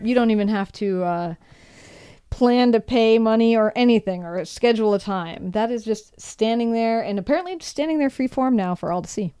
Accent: Brainerd, Minnesota, United States; my hometown of Brainerd, Minnesota

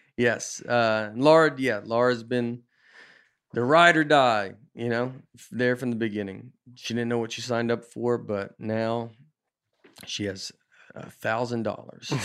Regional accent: the South, United States; moved away as an adult; also born or lived in Nashville / Chicago / New York; I grew up in the South

